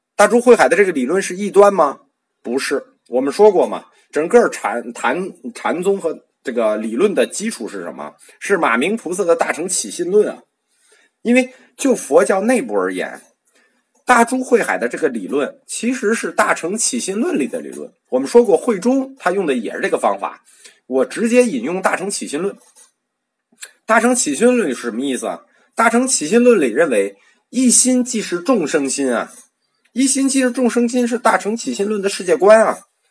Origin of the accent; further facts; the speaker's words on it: China; 我们中国人